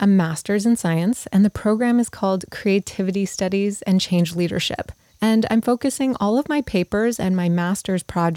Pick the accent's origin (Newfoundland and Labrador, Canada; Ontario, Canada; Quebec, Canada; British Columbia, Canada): Quebec, Canada; Montreal; McGill University in Montreal, which also happens to be my hometown